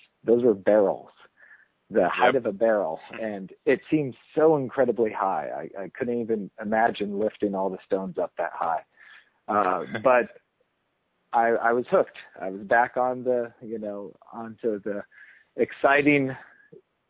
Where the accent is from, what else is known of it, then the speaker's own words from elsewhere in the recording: Alaska, United States; also born or lived in Arizona; now in North Carolina, United States; originally actually born and raised in Alaska and ended up in North Carolina by means of Arizona.